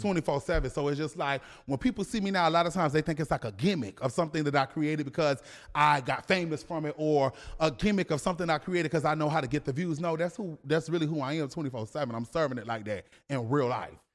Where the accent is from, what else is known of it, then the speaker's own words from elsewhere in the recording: Savannah, Georgia, United States; I am from Savannah, Georgia